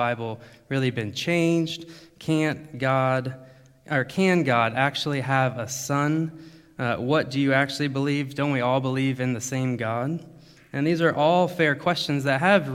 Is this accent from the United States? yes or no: yes; United States; moved away as an adult; also born or lived in Thailand; now in Germany; I'm from America